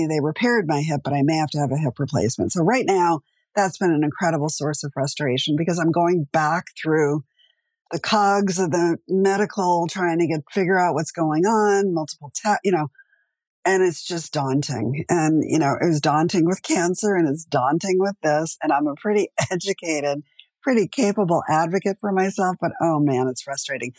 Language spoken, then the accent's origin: English; East Coast, United States; now in Los Angeles, United States; I'm from the East Coast originally